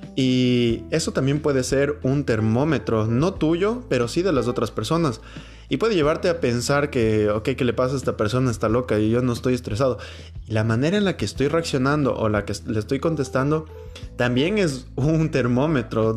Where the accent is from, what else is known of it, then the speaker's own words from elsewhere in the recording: Ecuador; mi país, Ecuador, que es un país tan chiquito